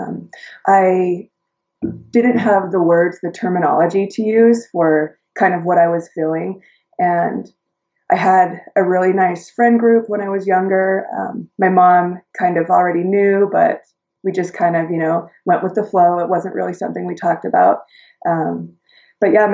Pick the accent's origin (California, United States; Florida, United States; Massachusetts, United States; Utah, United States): Utah, United States; I was born and raised in Utah